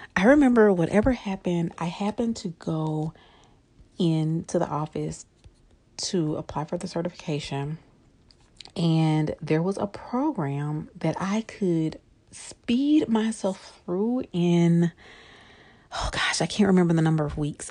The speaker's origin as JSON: {"language": "English", "town": "Shreveport", "region": "Louisiana", "country": "United States", "also_born_or_lived": "Monroe, Louisiana", "said": "I am originally from Shreveport, Louisiana."}